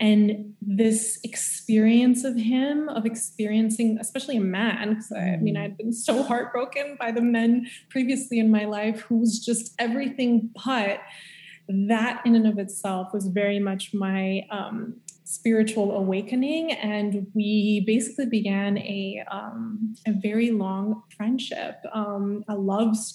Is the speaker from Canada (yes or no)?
yes; Montreal, Quebec, Canada; moved away as an adult; also born or lived in California; we're both from Montreal.